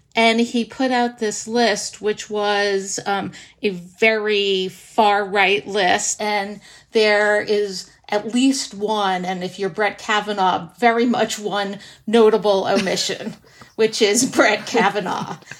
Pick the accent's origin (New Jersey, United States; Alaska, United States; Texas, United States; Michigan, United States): New Jersey, United States; Livingston; my hometown of Livingston, New Jersey